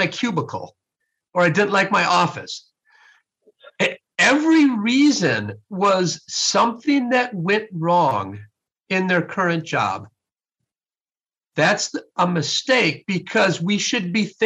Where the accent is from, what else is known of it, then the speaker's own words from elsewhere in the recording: Sun Prairie, Wisconsin, United States; I was raised in Sun Prairie, Wisconsin, and I was born in 1968